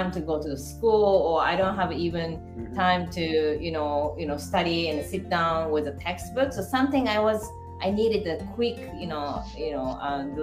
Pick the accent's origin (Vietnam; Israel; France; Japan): Japan; English is a second language; moved away as an adult; also born or lived in Yamanashi Prefecture / Kumamoto Prefecture / Niigata Prefecture / United States; now in Greece; grew up in the Yamanashi Prefecture and also Kumamoto Prefecture and Niigata, because my parents had some problem. I couldn't actually grow up the best way, but it's I grew up with my grandfather and the grandmother in Yamanashi and Kumamoto for 30 years